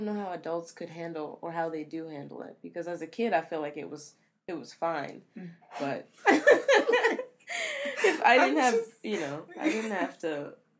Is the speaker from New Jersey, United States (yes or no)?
yes; Camden, New Jersey, United States; born there; And I was born in Camden, New Jersey.